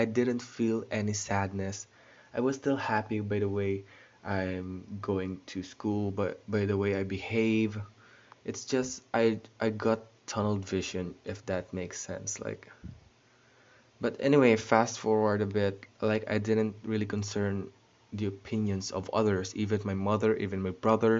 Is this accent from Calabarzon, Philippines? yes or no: no; Bacolod, Western Visayas, Philippines; also born or lived in Netherlands; I was born in the Netherlands and was raised here in the Philippines. So yeah, I know how to speak Tagalog naman, marunong naman ako, and I know how to speak Ilonggo because I live in Bacolod.